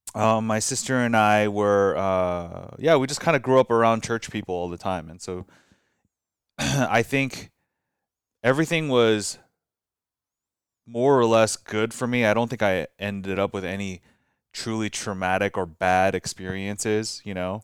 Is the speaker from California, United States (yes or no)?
yes; Glendale, California, United States; also born or lived in Orange County / Cerritos; growing up in Glendale